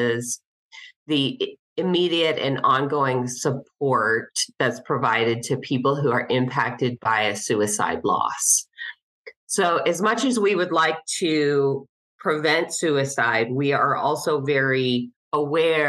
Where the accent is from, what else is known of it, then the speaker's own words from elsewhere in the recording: Cincinnati, Ohio, United States; moved away as an adult; also born or lived in Denver, Colorado; moved back to my hometown of Cincinnati not too long ago